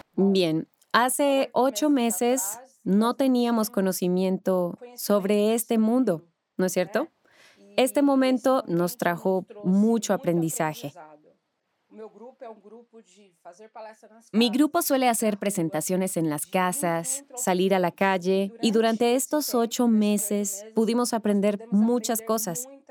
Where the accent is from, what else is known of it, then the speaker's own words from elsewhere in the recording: Brazil; soy de Brasil